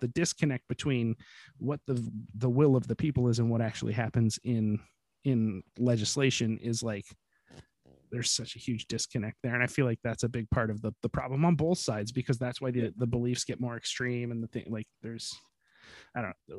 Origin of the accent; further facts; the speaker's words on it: United States; I can honestly recall feeling ashamed of being American